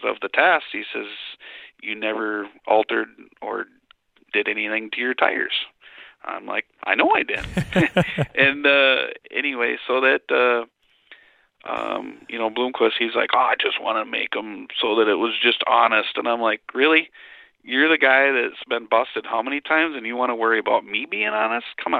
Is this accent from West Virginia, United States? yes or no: no; Wisconsin, United States; I'm a farmer from Wisconsin